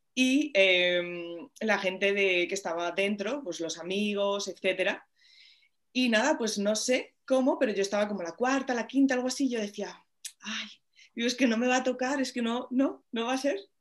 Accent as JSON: {"language": "Spanish", "town": "Madrid", "region": "Community of Madrid", "country": "Spain", "tie": "born or raised there", "said": "cuando era muy pequeñita, aquí en el retiro al lado, que, que lo tengo, bueno, vivo aquí"}